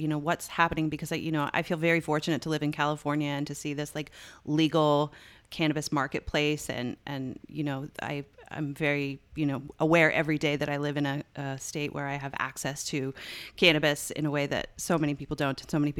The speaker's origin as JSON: {"language": "English", "region": "Newfoundland and Labrador", "country": "Canada", "tie": "born or raised there", "moved": "yes", "said": "I grew up in Newfoundland in Canada"}